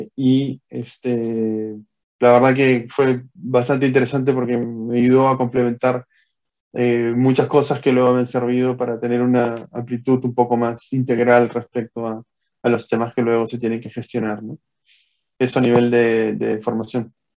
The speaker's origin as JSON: {"language": "Spanish", "country": "Peru", "tie": "born or raised there", "also_born_or_lived": "Costa Rica", "moved": "as an adult", "said": "yo soy natural de Perú"}